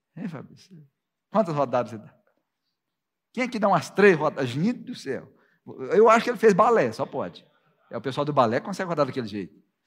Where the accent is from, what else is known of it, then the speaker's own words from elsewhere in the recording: Minas Gerais, Brazil; Eu vim de Minas Gerais